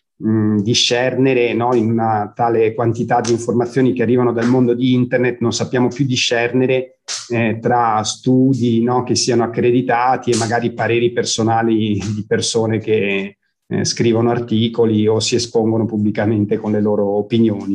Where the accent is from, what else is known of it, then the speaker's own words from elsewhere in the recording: Villafranca Padovana, Veneto, Italy; sono nato in provincia di Padova, in un piccolo paese che si chiama Villafranca Padovana